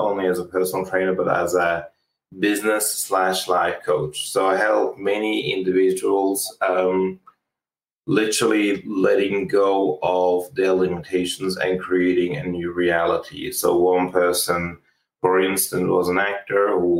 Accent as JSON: {"language": "English", "country": "Switzerland", "tie": "born or raised there", "also_born_or_lived": "Australia", "moved": "yes", "said": "I used to live in Switzerland, and I grew up in Switzerland, and I ended up traveling overseas and living in Australia"}